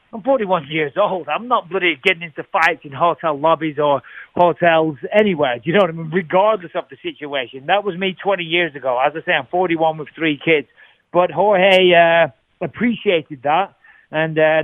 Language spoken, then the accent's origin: English; England, United Kingdom; As an Englishman growing up